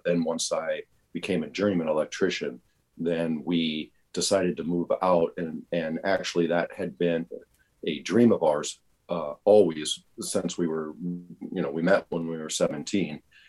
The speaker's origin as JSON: {"language": "English", "region": "West Coast", "country": "United States", "tie": "born or raised there", "also_born_or_lived": "Oregon / California / Arizona", "said": "Yeah, that's just where I landed. I was born in Oregon, raised mostly on the West Coast. Oregon, California, Arizona. I lived for a summer in Salt Lake City. So I've been all over the West Coast."}